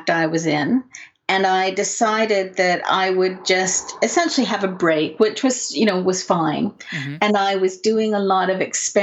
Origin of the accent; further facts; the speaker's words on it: British Columbia, Canada; moved away as an adult; also born or lived in Vancouver; now in England, United Kingdom; grew up in a really lovely place and then moved back down to Vancouver